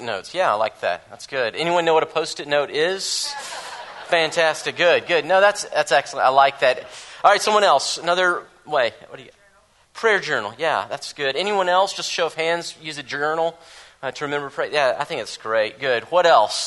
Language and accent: English; the South, United States; I'm from the South